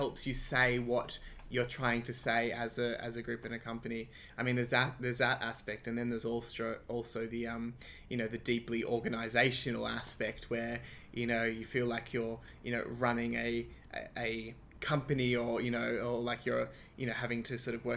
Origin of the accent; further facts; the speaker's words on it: Sydney, New South Wales, Australia; also born or lived in Croydon Park / North Strathfield; I grew up in Ashfield, in the inner west of Sydney